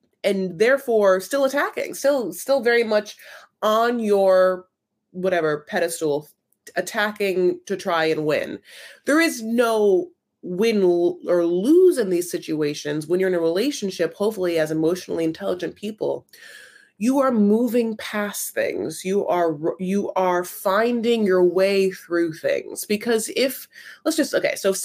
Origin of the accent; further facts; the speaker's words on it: Newport Beach, California, United States; I grew up in Newport Beach